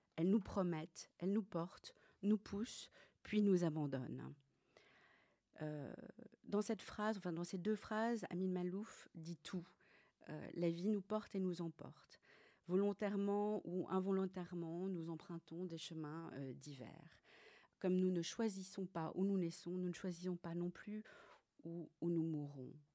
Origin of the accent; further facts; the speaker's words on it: Paris, Île-de-France, France; moved away as an adult; now in Brussels, Belgium; je suis française, je suis née à Paris.